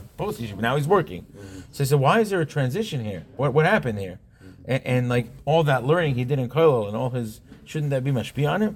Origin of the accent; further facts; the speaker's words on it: Monsey, New York, United States; I grew up on a block in Monsey. I grew up in Monsey